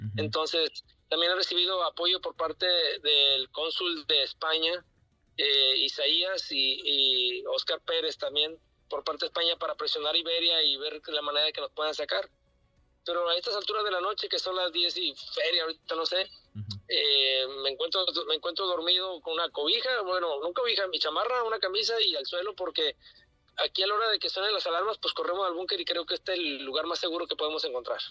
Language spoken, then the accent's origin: Spanish; Sinaloa, Mexico; Somos tres de Sinaloa, siete de, cuatro de Sinaloa